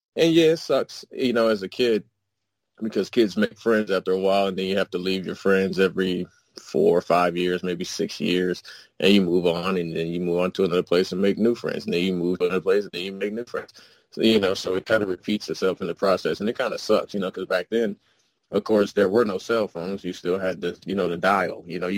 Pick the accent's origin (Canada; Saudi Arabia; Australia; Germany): Germany; also born or lived in Indianapolis, United States / United States; I was born in Indianapolis, raised in Germany, and raised across the U.S. from the West Coast, the Midwest, and the East Coast.